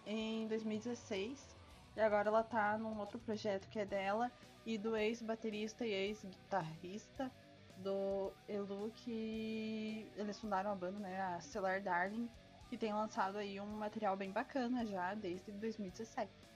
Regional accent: Paraná, Brazil; eu sou paranaense

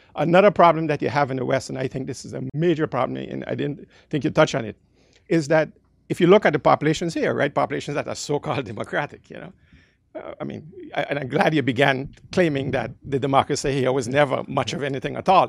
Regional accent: Netherlands; moved away; also born or lived in Caribbean; I'm from the Caribbean, grew up in the Netherlands

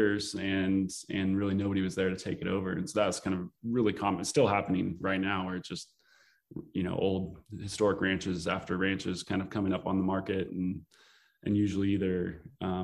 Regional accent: Eastern Oregon, United States; It's kind of a rural Oregon community, and it's kind of my hometown

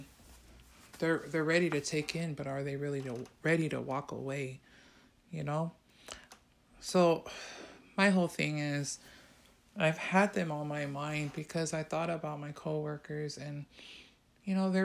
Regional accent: San Francisco, California, United States; I came from that neighborhood. I came from Hunter's Point

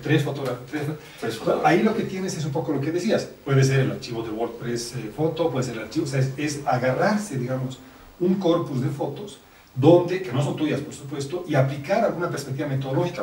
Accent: La Paz, Bolivia; los paseños

